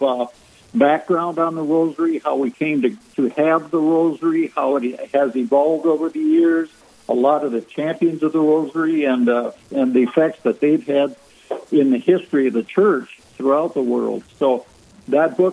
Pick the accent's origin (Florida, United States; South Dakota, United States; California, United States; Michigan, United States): South Dakota, United States; moved away; I was born and raised in South Dakota